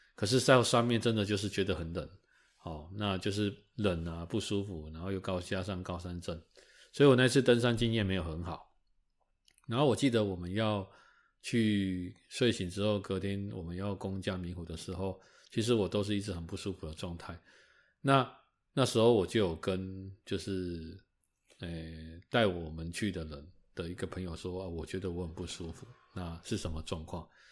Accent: Taiwan; 应该身为台湾人

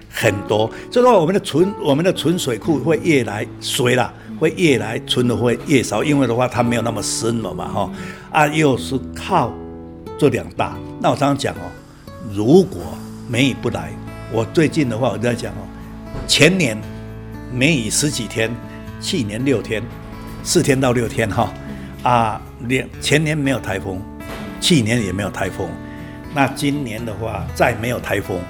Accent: Taiwan; born there; 我我生在台湾，我要讲台湾。

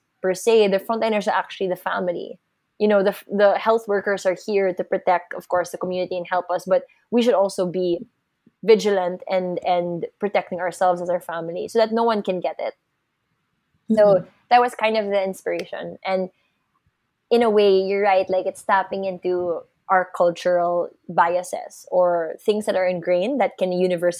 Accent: Philippines; as a Filipino

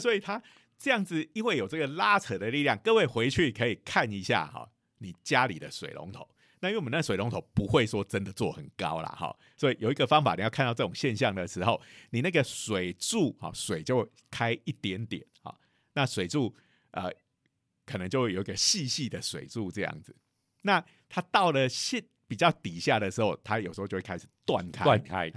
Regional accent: Taiwan; 不是只有我们台湾人喜欢洗东西

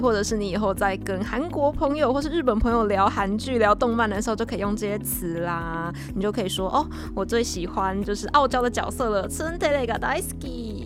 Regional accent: Taiwan; 我们台湾人

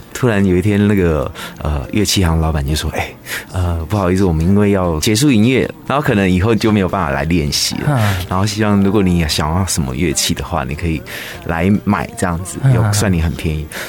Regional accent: Taitung, Taitung County, Taiwan; 我是台东出生的

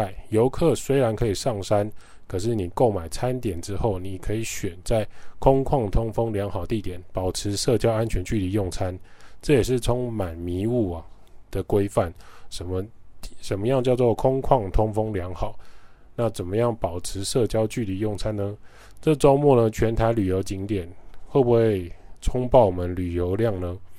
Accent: Taiwan; 我们都很喜欢台湾，所以我们在台湾长大、结婚、生子、定居，

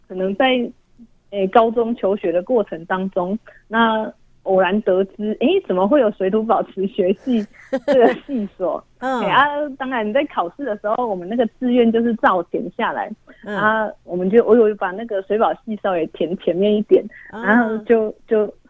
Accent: Nantou County, Taiwan; 因为我本身我本身就是南投人。

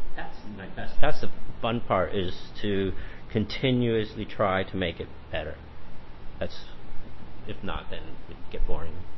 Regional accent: Los Angeles, California, United States; moved away as an adult; now in Taichung, Taiwan; I come from Los Angeles, we have a lot of vegetables and everything around where I grew up

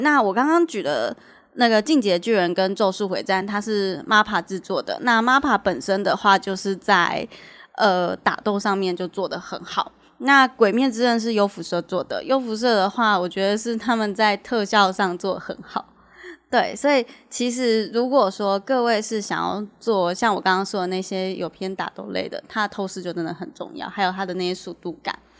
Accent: Taiwan; 我们台湾人

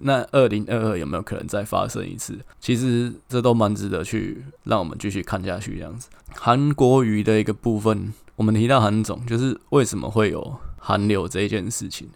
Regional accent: Taipei, Taiwan; 像我们台北人

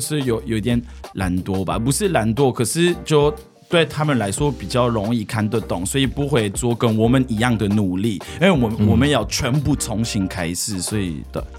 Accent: France; Chinese is a second language; moved away as an adult; also born or lived in Paris, France; now in Taiwan; 因为我在乡下长大了，可是后来我就去巴黎住

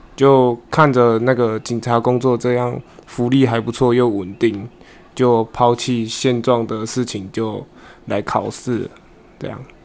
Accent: Qingshui, Taichung, Taiwan; 我来自台中清水

